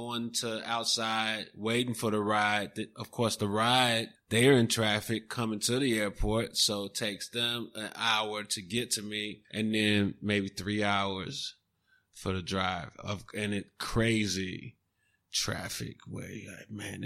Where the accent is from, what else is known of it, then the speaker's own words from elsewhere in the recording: Chicago, Illinois, United States; I'm from Chicago and the cold, you know, I grew up in it